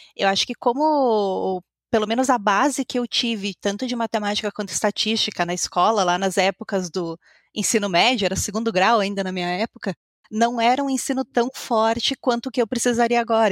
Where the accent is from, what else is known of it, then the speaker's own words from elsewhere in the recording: Caxias do Sul, Rio Grande do Sul, Brazil; eu sou aqui de Caxias do Sul, na Ponta Fria aqui do Brasil